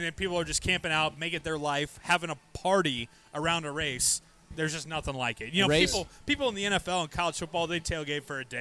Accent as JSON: {"language": "English", "town": "Indianapolis", "region": "Indiana", "country": "United States", "tie": "born or raised there", "said": "I was born and raised in Indianapolis"}